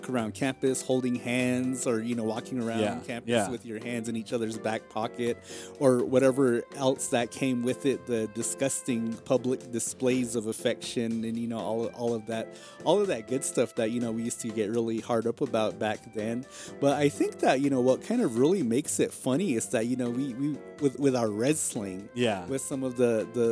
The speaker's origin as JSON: {"language": "English", "town": "Tuba City", "region": "Arizona", "country": "United States", "tie": "born or raised there", "said": "both of us growing up in Tuba City"}